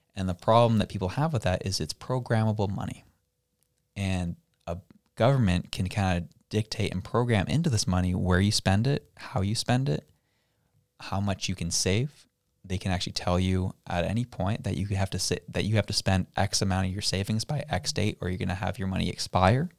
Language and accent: English; Canada; we as a Canadian people are a conquered people